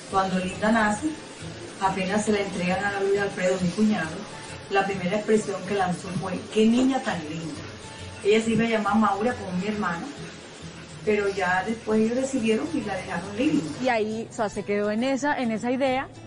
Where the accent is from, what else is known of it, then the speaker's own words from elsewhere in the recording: Barranquilla, Atlántico, Colombia; born there; Viví seis meses en Barranquilla y soy, me siento la más barranquillera por mi mamá, que es súper barranquillera, pero nunca viví en la costa por el trabajo de mi papá viajamos mucho, nos trasladamos a muchos sitios del país.